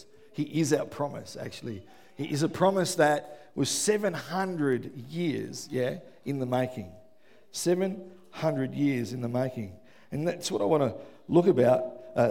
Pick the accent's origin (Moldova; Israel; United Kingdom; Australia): Australia; Melbourne, Victoria; I grew up in West Footscray.